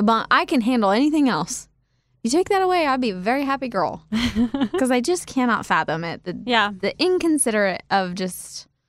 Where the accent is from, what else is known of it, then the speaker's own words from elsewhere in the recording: Kansas, United States; moved away as an adult; also born or lived in Wichita, Kansas / Manhattan, Kansas; now in Nashville, United States; how you and I growing up in Kansas and living there for so long